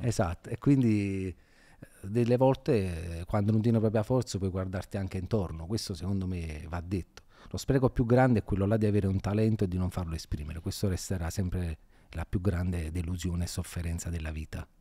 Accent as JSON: {"language": "Italian", "town": "Naples", "region": "Campania", "country": "Italy", "tie": "born or raised there", "said": "io non sono, non sono, mai andato via da Napoli"}